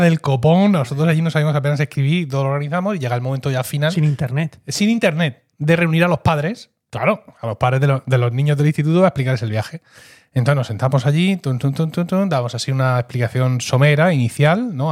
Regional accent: Blanca, Region of Murcia, Spain; soy lo que se conoce en mi pueblo, Blanca, como un gastador

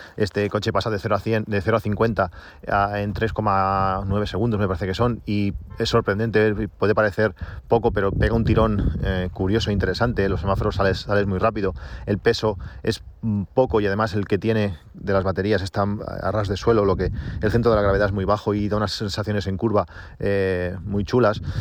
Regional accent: Reus, Catalonia, Spain; yo soy de Reus

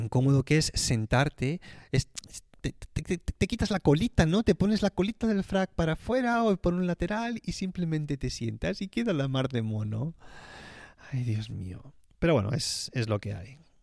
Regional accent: Tarragona, Catalonia, Spain; moved away as an adult; now in Switzerland; cuando estudiaba en el Conservatorio de Tarragona, mi ciudad eh, de donde soy oriundo

